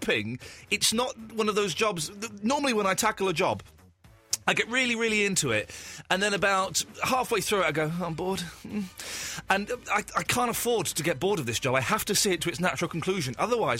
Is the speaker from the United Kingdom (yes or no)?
yes; United Kingdom; I have no pride in being British at all. I have no pride in it whatsoever. None. It was just like, so my parents had sex in this country and then I was conceived in this country.